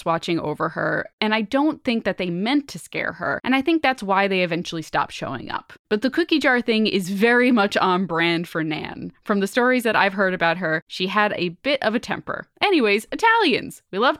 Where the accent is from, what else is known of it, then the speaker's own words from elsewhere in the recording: New Jersey, United States; I grew up in Central Jersey on the shore, of course, and my grandma is from New York City.